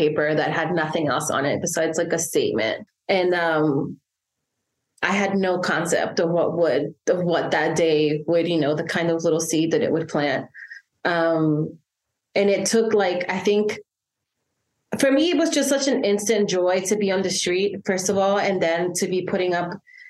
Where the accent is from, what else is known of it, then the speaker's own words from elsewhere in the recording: El Salvador; moved away; I was born and raised in El Salvador till 2000, the year like 2000, and I grew up in the aftermath of the Civil War